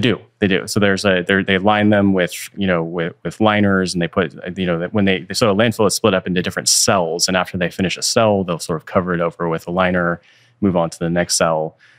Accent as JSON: {"language": "English", "area": "Bay Area", "region": "California", "country": "United States", "tie": "born or raised there", "said": "i was born and raised in the Bay Area"}